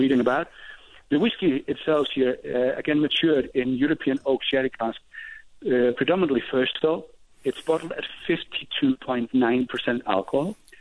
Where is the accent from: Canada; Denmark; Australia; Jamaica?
Denmark; moved away as an adult; now in Scotland; I was born and bred in Denmark